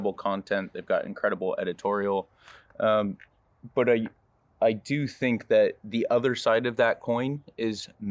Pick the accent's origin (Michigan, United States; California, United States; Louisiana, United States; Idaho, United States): California, United States; Napa; Growing up in Napa, my family had 7 acres of Cabernet